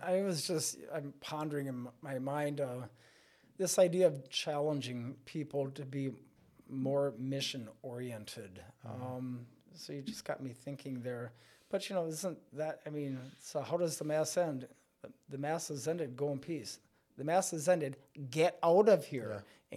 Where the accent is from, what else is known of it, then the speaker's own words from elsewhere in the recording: Stanley, Wisconsin, United States; moved away as an adult; now in La Crosse, United States; I hail from up by Stanley Boyd area and um, grew up as a kid in a very small rural country parish